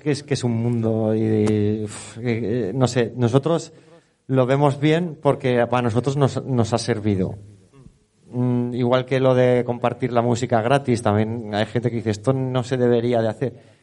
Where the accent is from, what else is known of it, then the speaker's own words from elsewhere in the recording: Teruel, Aragon, Spain; soy de Teruel, de mis padres, mi padre, por parte de padre, es natural de aquí, de Teruel Capital, y he vivido la vaquilla desde con pañales